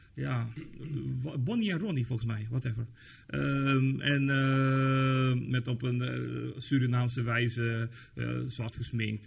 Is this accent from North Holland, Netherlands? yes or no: no; Tilburg, North Brabant, Netherlands; ik kom uit Tilburg